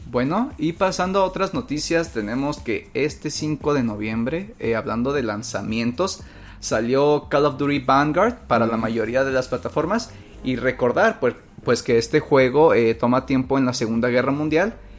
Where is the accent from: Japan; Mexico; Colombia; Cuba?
Mexico; Que somos mexicanos